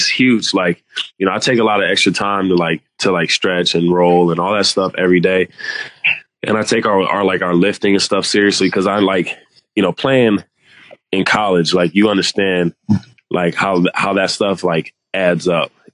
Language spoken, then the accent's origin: English; United States; moved away as an adult; we're from America